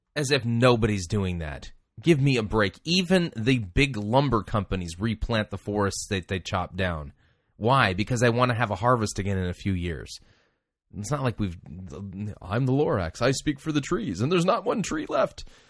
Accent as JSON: {"language": "English", "region": "Southern California", "country": "United States", "tie": "born or raised there", "said": "as a kid growing up in Southern California, having smog days"}